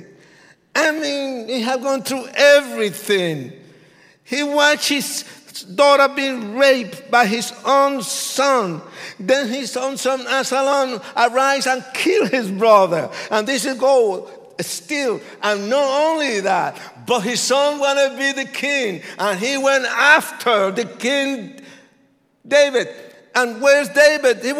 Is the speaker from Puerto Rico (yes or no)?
yes; Puerto Rico; I was born in Puerto Rico. I'm Puerto Rican.